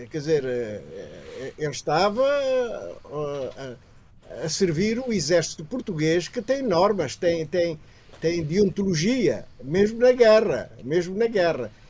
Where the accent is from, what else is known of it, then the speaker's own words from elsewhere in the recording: Guinea-Bissau; Uh, como guineense, uh, Marcelino Mata é um traidor, portanto, contra a sua pátria.